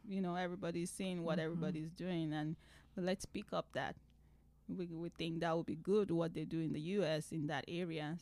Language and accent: English; Nigeria; moved away as an adult; now in United States; I am originally from Nigeria